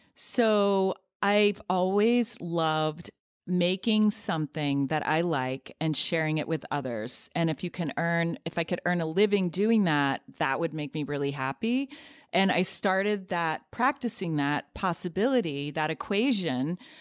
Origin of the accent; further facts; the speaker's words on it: near Cleveland, Ohio, United States; now in New York City, United States; where I grew up in near Cleveland, Ohio